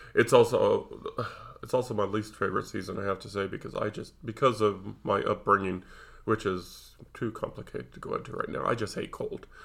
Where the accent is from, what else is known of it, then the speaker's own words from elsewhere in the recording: Nevada, United States; I was raised in Nevada